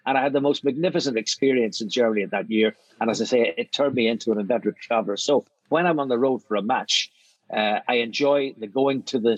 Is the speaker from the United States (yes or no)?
no; Belfast, Northern Ireland, United Kingdom; moved away as an adult; also born or lived in London; I grew up in Belfast, and I didn't really travel much in my adolescence